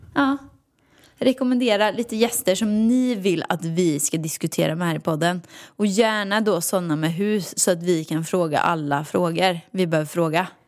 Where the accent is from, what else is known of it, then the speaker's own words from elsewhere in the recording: Åmål, Västra Götaland, Sweden; moved away; Jag har aldrig trivts någon annanstans än här förutom i, hemma i Åmål i villan